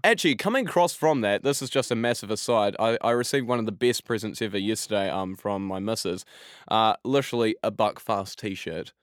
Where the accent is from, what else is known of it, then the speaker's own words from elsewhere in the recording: Christchurch, Canterbury, New Zealand; now in England; my hometown of, uh, Christchurch in New Zealand